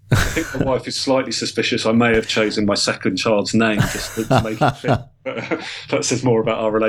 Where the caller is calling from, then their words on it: Chelmsford, East of England, United Kingdom; I am Skyping you from sunny Chelmsford today.